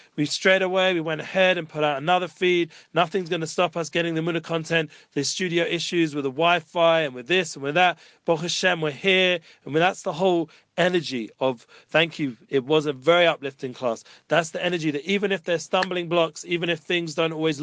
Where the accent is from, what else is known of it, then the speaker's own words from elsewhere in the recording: England, United Kingdom; now in Jerusalem, Israel; I'm from England